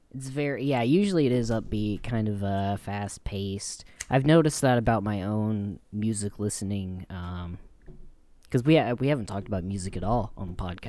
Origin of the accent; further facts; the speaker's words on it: Louisiana, United States; moved away; when I was growing up in Louisiana